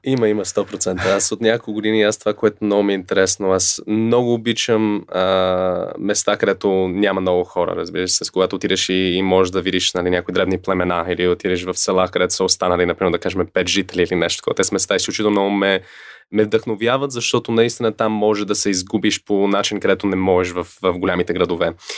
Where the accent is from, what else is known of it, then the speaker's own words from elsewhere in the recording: Canada; now in Bulgaria; съм израснал и в Канада и там, когато зимата дойде е ужас